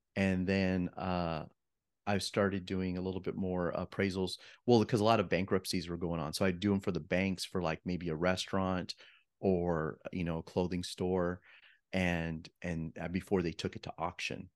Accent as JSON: {"language": "English", "town": "Yuma", "region": "Arizona", "country": "United States", "tie": "born or raised there", "also_born_or_lived": "Flagstaff, Arizona", "moved": "as an adult", "lives_now": "Phoenix, United States", "said": "I'm a Arizona native. So, I grew up in Yuma, Arizona"}